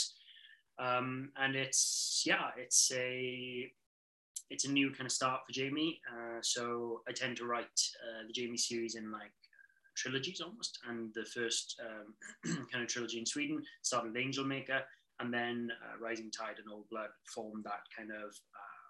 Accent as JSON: {"language": "English", "country": "United Kingdom", "moved": "yes", "lives_now": "British Columbia, Canada", "said": "I'm a British author living in Canada"}